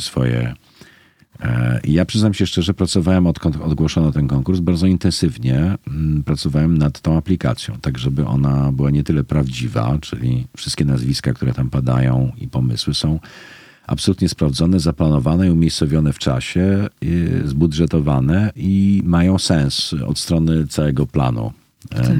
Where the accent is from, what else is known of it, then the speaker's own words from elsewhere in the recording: Poznań, Greater Poland, Poland; moved away as an adult; now in Kraków, Poland; ja jestem z Poznania